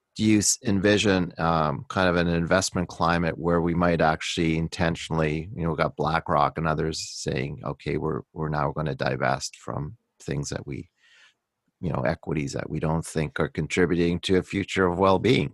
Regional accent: Canada; I'm excited about being Canadian

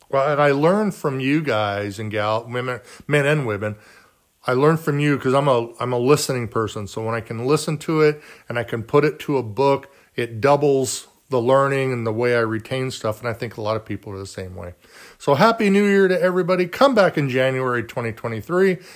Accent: Garden Grove, California, United States; I grew up in Garden Grove, California, which is down by Disneyland.

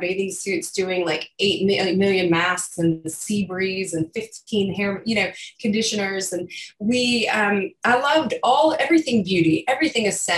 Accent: South Carolina, United States; accent: Southern; now in New York, United States; I'm from South Carolina

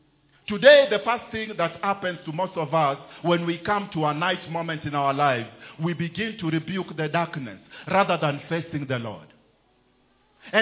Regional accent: Kenya; There is a way as a Kenyan, when you are in Kenya you can talk.

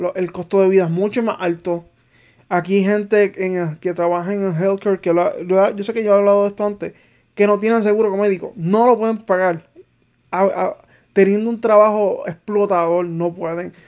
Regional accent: Manatí, Puerto Rico; also born or lived in Arecibo; yo soy de Manatí, pero pues mi segundo pueblo como tal es Arecibo

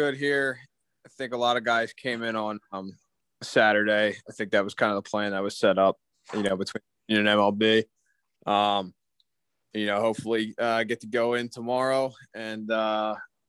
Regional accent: United States; I grew up, I was only about 25 minutes from the stadium

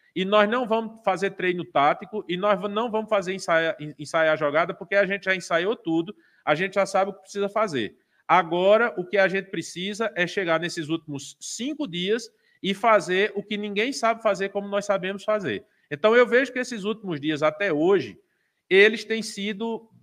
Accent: Brazil; como pessoa, como eleitor, como brasileiro

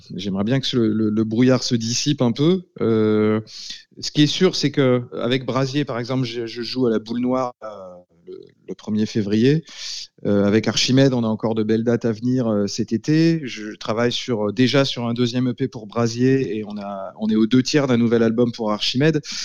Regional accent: Laval, Pays de la Loire, France; dans ma ville natale, à Laval

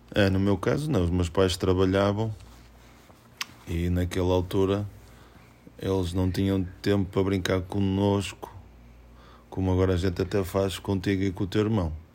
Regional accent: Porto, Norte, Portugal; moved away as an adult; also born or lived in Alphaville, Brazil; now in São Paulo, Brazil; nasci em Portugal, no Porto, e agora há seis anos, estamos a viver

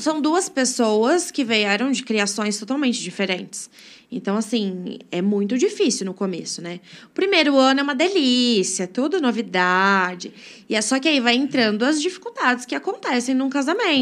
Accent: Brodowski, São Paulo, Brazil; sou natural de Brodowski, nasci e cresci aqui

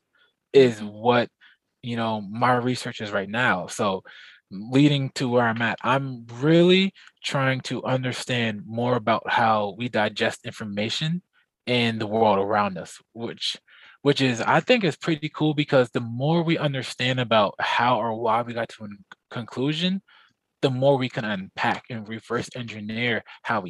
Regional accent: Plainfield, New Jersey, United States; growing up in Plainfield

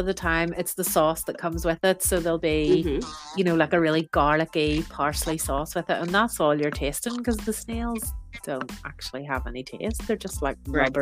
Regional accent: Northern Ireland, United Kingdom; moved away as an adult; now in France; I'm from Northern Ireland, so we had conflict most of my childhood

